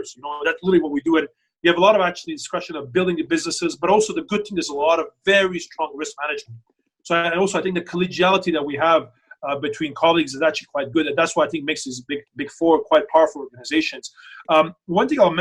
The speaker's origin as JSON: {"language": "English", "country": "Canada", "said": "while I'm from Canada"}